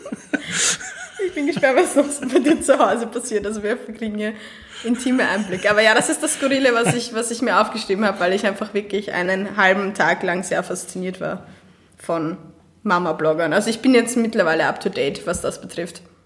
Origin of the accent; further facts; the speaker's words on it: Austria; ich bin wirklich eine der Österreicherinnen